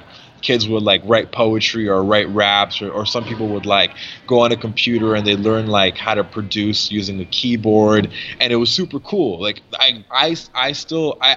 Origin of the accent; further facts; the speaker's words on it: Mississauga, Ontario, Canada; we were just like little kids growing up in Mississauga